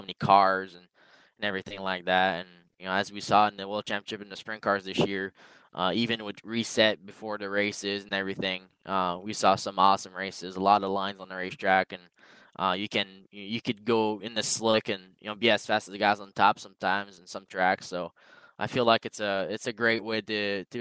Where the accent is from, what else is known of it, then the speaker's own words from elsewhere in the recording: Canada; as a Canadian